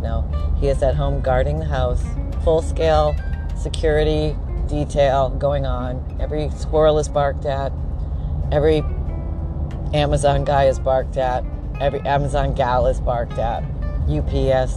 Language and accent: English; Canada; now in Florida, United States; I grew up in Canada.